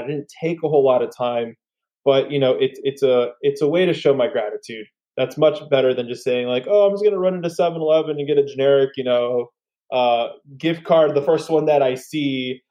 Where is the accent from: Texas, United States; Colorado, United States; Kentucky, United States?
Texas, United States; San Antonio; I'm originally from San Antonio